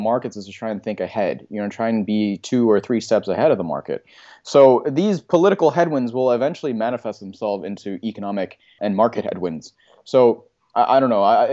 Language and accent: English; Canada; as a Canadian